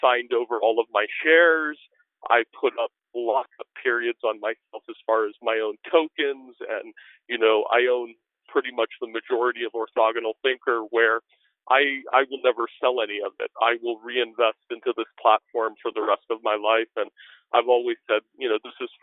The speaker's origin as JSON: {"language": "English", "town": "Washington", "region": "District of Columbia", "country": "United States", "tie": "born or raised there", "said": "I grew up in Washington, D.C."}